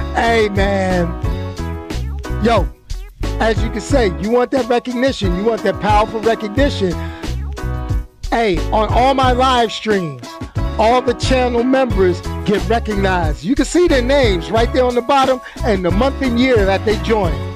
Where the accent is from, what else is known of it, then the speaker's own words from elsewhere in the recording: New York City, New York, United States; also born or lived in Brooklyn; I grew up in Queens